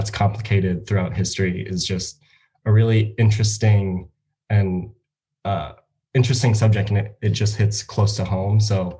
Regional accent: United States; I'm half Japanese, and my mom came to the U.S. in the 70s or 80s. And growing up in the American education system

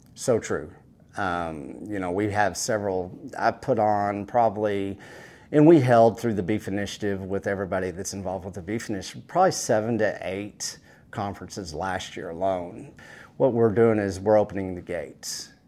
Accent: West Texas, United States; I come from West Texas, a West Texas cowboy that knows how to take care of cattle

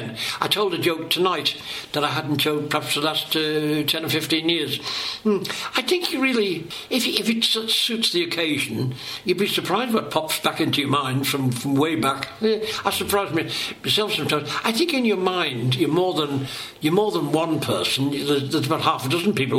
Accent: Liverpool, North West England, United Kingdom; I'm a comedian from Knotty Ash

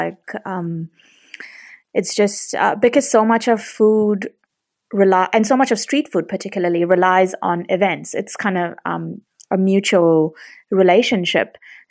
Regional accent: India; at my wedding, I had 800 people because I'm Indian.

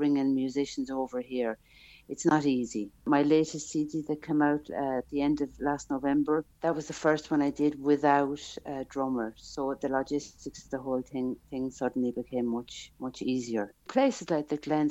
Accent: Ballina, Munster, Ireland; moved away as an adult; now in Switzerland; I'm from Ballina, Killaloe, County Clare

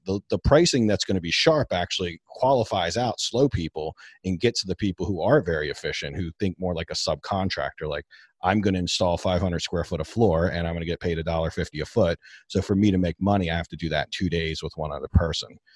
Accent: Baltimore, Maryland, United States; I'm from Baltimore. Baltimore, Maryland

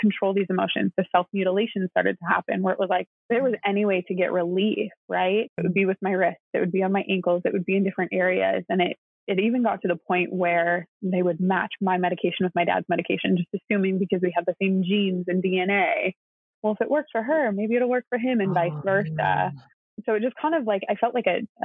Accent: Wisconsin, United States; I am an only child from the Midwest. I grew up in Wisconsin

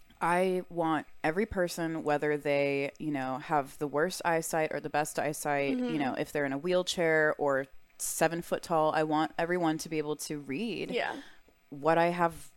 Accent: Texas, United States; I'm from Texas. I've had enough boots worn in my life. Yeah. Like, my family has a ranch.

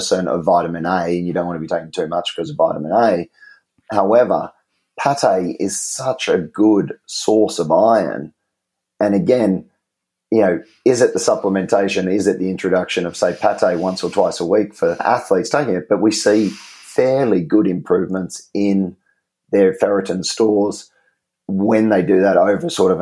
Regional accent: Australia; I'm not a kiwi. I'm an Aussie

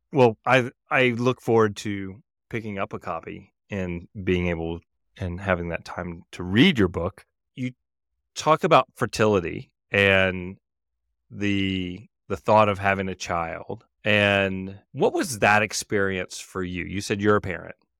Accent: Mississippi, United States; growing up in Mississippi

